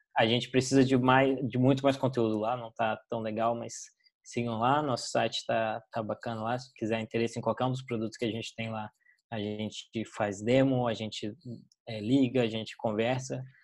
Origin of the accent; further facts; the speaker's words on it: Brasília, Federal District, Brazil; moved away; Eu sou brasiliense